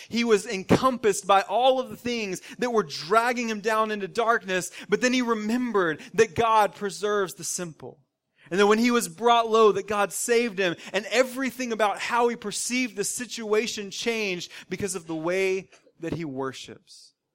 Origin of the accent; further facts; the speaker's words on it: the South, United States; growing up in the South for me, and now all of us living in the South, living in the southeastern part of our country